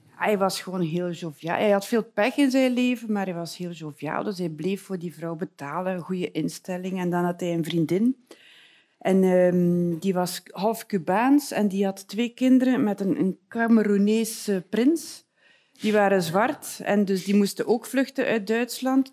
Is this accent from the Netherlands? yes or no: no; West Flanders, Belgium; ik kom uit West-Vlaanderen.